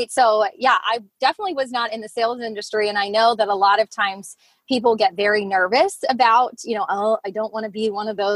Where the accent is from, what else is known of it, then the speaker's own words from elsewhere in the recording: Lancaster, United States; You know, I uh, you know I'm I'm from Lancaster. I uh, I'm a mom of four.